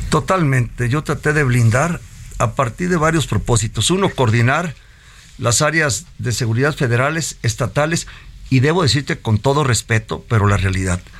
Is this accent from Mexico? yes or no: yes; Mexico; Tal vez soy el mexicano que más ha corrido la media en salud.